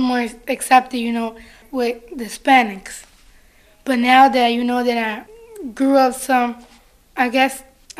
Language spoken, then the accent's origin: English; Washington, District of Columbia, United States; Growing up in D.C., I mean, I guess it was kind of hard because the only Spanish that were like in my elementary school were me and my brother and my sisters, and then everybody else was, they were like blacks.